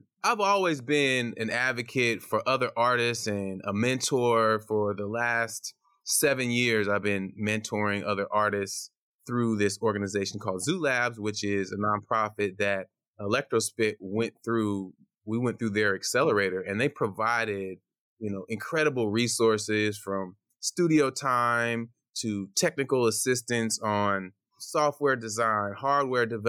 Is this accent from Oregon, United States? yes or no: yes; Portland, Oregon, United States; also born or lived in Ghana; I came over as a baby to Portland, Oregon.